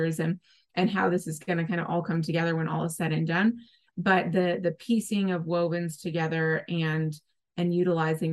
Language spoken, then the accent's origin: English; Nebraska, United States; my home state of Nebraska. That's where I grew up